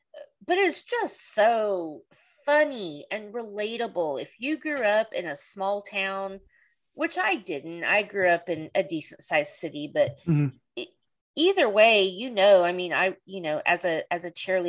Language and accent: English; the South, United States; I'm from the South